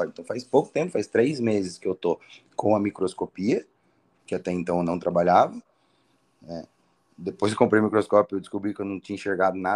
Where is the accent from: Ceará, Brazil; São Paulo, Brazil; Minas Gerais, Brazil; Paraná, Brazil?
Ceará, Brazil; Fortaleza; now in Curitiba, Brazil; O que, que, você achou da minha terra?